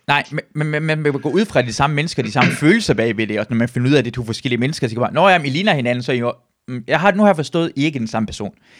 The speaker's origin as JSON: {"language": "Danish", "country": "Iran", "moved": "yes", "lives_now": "Denmark", "said": "jeg er iraner"}